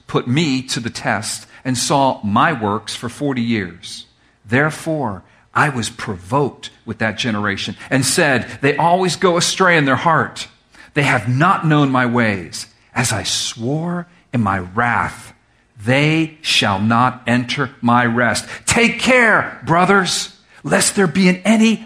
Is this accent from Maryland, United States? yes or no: no; Miami, Florida, United States; I'm from Miami where there's no hills.